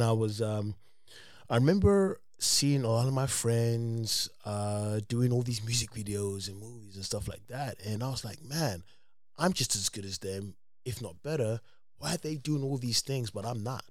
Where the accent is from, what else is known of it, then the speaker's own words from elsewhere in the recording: London, United Kingdom; moved away as an adult; now in United States; I'm from England